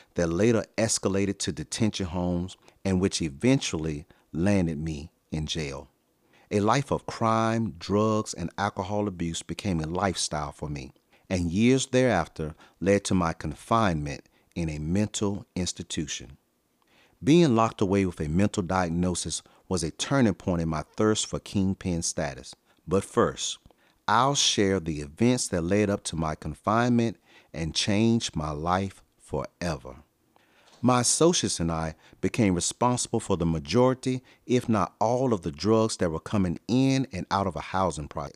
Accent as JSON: {"language": "English", "region": "Virginia", "country": "United States", "tie": "born or raised there", "said": "I was raised in one of the roughest neighborhoods of my hometown in Virginia"}